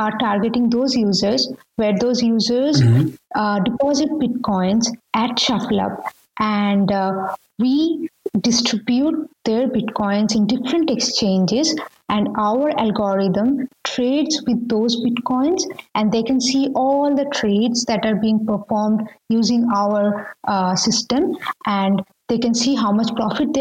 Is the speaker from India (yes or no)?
yes; India; moved away; I'm coming from India, and I'm from a middle class family